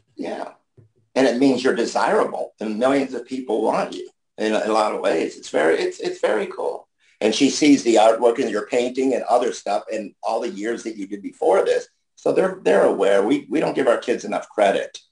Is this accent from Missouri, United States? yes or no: no; New York, United States; also born or lived in Florida; now in Ohio, United States; I'm from New York, but I live in Ohio